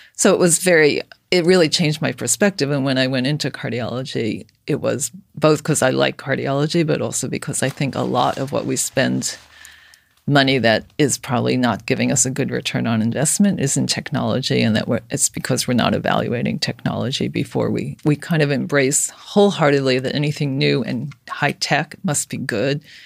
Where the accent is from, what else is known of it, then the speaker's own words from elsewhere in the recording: New York City, New York, United States; I grew up in Brooklyn